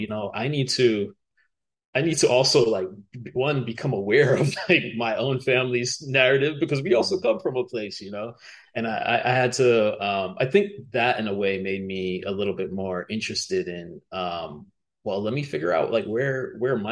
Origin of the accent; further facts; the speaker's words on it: Miami, Florida, United States; accent: American; I'm growing up in Miami at the time